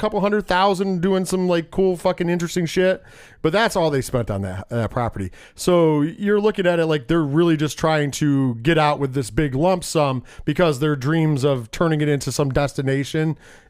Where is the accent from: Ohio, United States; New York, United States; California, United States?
New York, United States; Binghamton; moved away; I was from Binghamton.